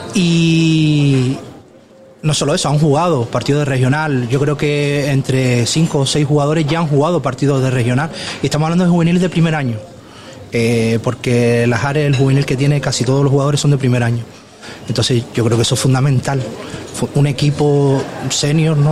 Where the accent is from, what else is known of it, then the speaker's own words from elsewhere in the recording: Puerto del Rosario, Canary Islands, Spain; Yo es que soy de Puerto de Rosario, no soy del municipio de La Oliva.